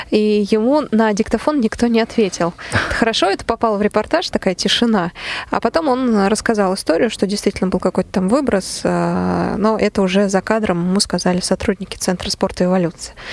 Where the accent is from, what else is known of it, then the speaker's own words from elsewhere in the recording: Voronezh, Voronezh Oblast, Russia; Я приехала из Воронежа.